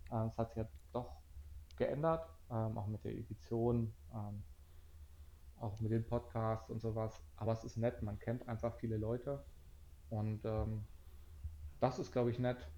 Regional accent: Hanover, Lower Saxony, Germany; Ja, ich komme aus Hannover.

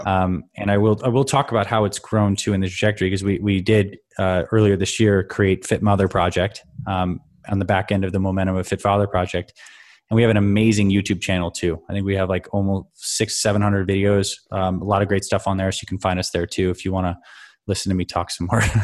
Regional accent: Canada; I grew up in Canada, so I skied a lot

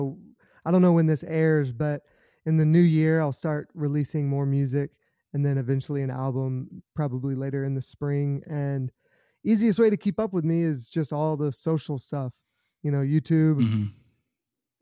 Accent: South Carolina, United States; I grew up in South Carolina, so I'm a Gamecock

